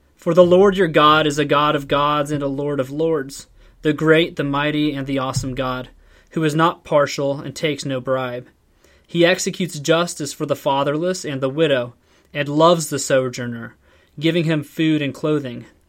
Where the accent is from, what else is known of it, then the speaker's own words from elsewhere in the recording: Warren, Ohio, United States; also born or lived in Ashtabula County, Ohio; I grew up in Northeast Ohio